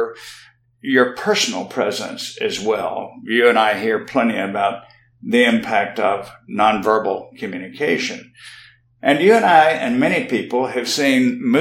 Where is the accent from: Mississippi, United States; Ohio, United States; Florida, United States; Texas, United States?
Mississippi, United States; South; I grew up in South Mississippi, as did my wife